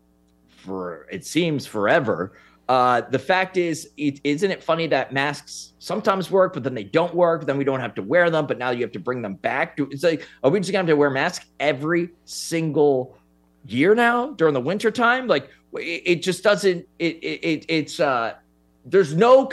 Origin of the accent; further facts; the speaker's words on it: New York City, New York, United States; I'm from New York City